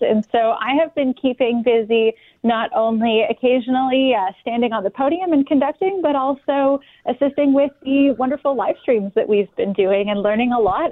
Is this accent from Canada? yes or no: yes; Vancouver, British Columbia, Canada; moved away as an adult; now in Winnipeg, Canada; the seasons that I grew up with in Vancouver